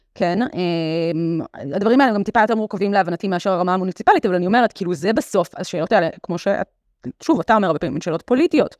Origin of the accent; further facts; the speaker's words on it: Jaffa, Tel Aviv District, Israel; אני גדלתי ביפו